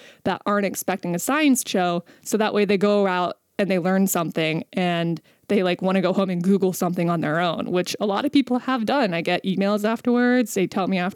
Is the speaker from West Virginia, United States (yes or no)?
yes; West Virginia, United States; I'm from West Virginia.